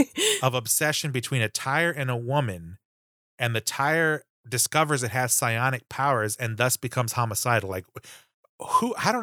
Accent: Texas, United States; I grew up in Texas

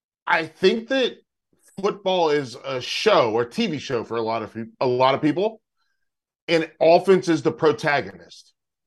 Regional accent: North Carolina, United States; I'm from North Carolina. I went to UNC.

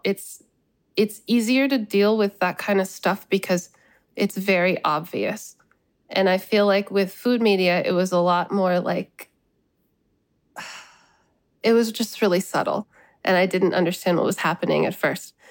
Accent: United States; I think of myself as Bangladeshi American.

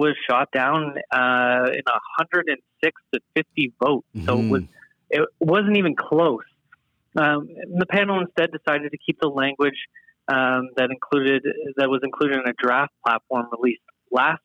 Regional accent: Canada; being Canadian and proud of our healthcare system

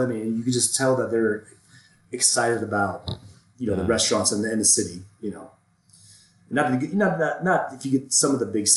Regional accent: Florida, United States; now in Denver, United States; I grew up in Florida

